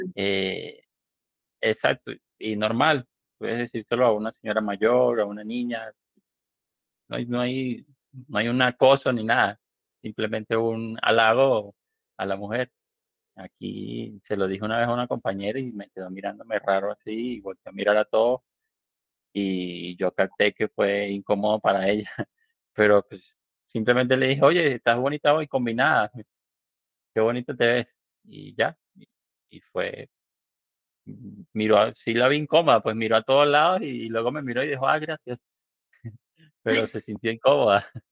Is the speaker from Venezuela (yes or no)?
yes; Venezuela; also born or lived in Medellín, Colombia (family); now in Mexico; yo soy venezolano, pero yo, mi familia es colombiana, de Medellín, toda mi familia es de Medellín y fui criado como, como colombiano